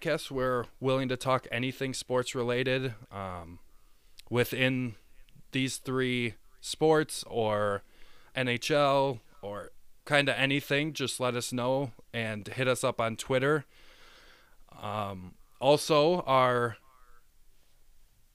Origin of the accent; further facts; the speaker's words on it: Wisconsin, United States; growing up in Wisconsin obviously made me a huge Packer fan